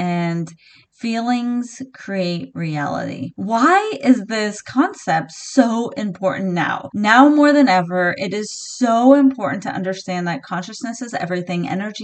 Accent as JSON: {"language": "English", "town": "San Diego", "region": "California", "country": "United States", "tie": "born or raised there", "moved": "yes", "lives_now": "Pacific Northwest, United States", "said": "I am originally from San Diego, California. I was born in La Jolla."}